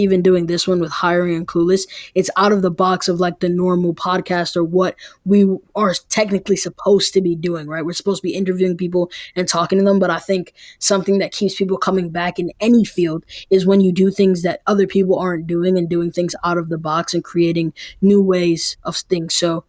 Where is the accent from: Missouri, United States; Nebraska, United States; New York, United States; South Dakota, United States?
New York, United States; New York City; I'm from New York City, so like going to Valley Forge, being in Phoenixville, Pennsylvania